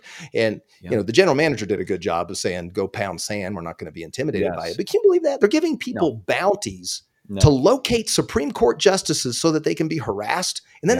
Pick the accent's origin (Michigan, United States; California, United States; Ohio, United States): California, United States; Pasadena; born there; I mean, I was born in Pasadena. I always had a nostalgia for Southern California.